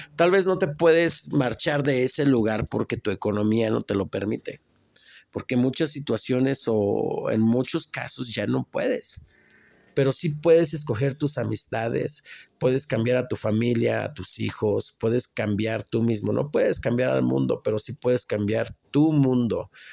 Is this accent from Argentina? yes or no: no; Mexico; moved away; also born or lived in Atlanta, Georgia, United States; soy mexicano